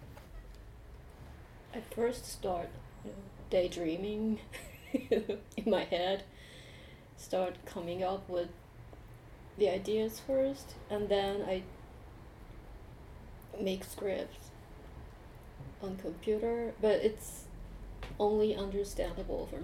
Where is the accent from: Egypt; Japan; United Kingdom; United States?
Japan; English is a second language; growing up in Japan